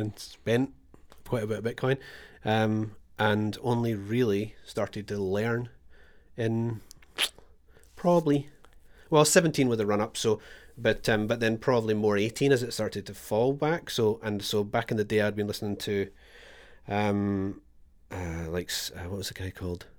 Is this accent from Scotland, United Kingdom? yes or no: yes; Scotland, United Kingdom; moved away as an adult; now in Australia; I am Scottish